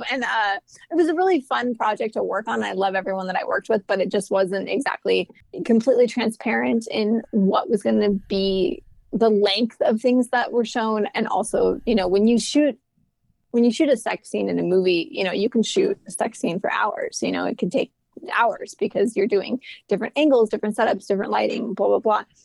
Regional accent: New York, United States; moved away as an adult; now in Los Angeles, United States; And I never ever thought I was going to leave New York when I was there. I was like, oh, I'm a New Yorker.

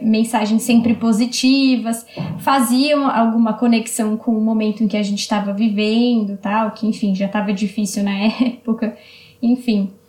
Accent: São Paulo, Brazil; Eu sou aqui de São Paulo, então foi na região de Pirituba, um centro aqui do, do meu bairro

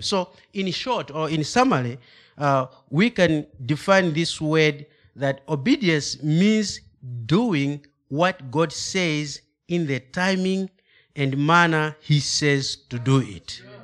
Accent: Malawi; English is a second language; moved away; I'm from Africa, specific Malawi. That is the southern part of Africa.

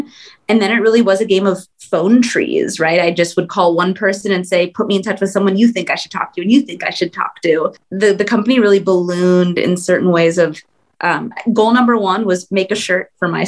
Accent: Southern California, United States; also born or lived in Bay Area; Yeah, I grew up in Southern California.

